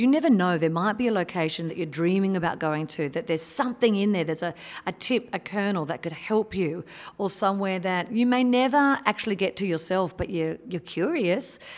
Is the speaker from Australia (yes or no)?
yes; Australia; an Aussie who experiences Christmas in a hot summer